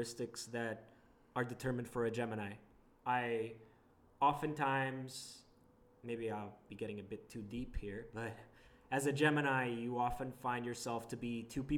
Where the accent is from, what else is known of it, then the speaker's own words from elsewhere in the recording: Portugal; now in Canada; I wasn't necessarily born in Canada. I am an immigrant from Portugal